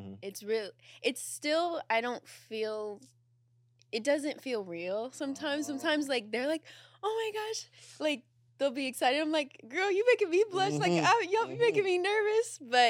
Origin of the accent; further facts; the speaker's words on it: Las Vegas, Nevada, United States; now in California, United States; I'm from Las Vegas. Mm. I grew up in Las Vegas. It's not what pops in your head, like, oh, city, nightlife. It's very boring.